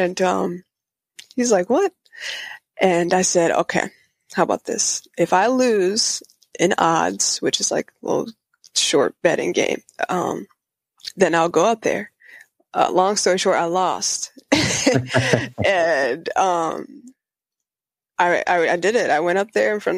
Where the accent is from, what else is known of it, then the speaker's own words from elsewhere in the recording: Spring Lake, Michigan, United States; I'm from Michigan, Spring Lake area, which is Grand Rapids